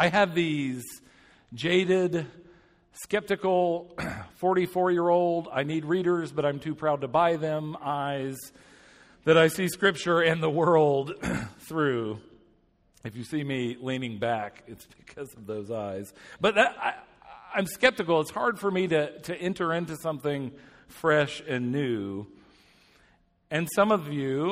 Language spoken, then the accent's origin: English; Atlanta, Georgia, United States; moved away as an adult; now in Indianapolis, United States; I hail from Indianapolis now. I grew up in Atlanta.